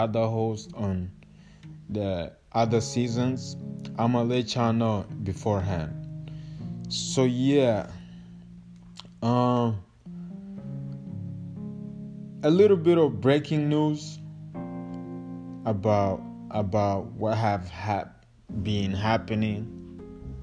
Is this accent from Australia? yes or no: no; Kigali, Rwanda; moved away; I'm like half Congolese, half Rwandese, but I was born and raised in Rwanda, Kigali